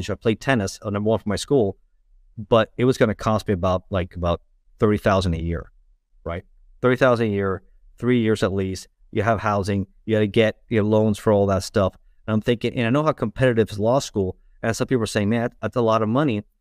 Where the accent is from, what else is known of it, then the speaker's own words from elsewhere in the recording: Miami, Florida, United States; also born or lived in Los Angeles, California; I was born in Los Angeles, in, in California, uh, but raised in South Florida, in uh, Miami.